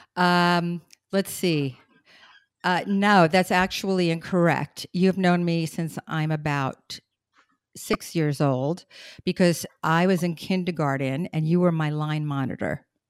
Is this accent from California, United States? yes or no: no; New York City, New York, United States; moved away; I'm still the girl from Brooklyn